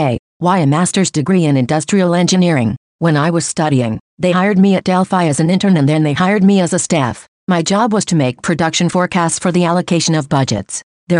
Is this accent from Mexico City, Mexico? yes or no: no; Ciudad Juárez, Chihuahua, Mexico; born there; I was born in Ciudad Juarez, a little more than 23 years ago. I studied primary and secondary school at the Sierra Madre Institute. I did high school at ITESM Ciudad Juarez campus